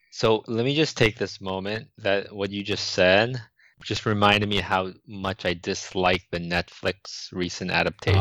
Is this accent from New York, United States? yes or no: yes; New York City, New York, United States; growing up in Manhattan, I used to browse bookstores as a teenager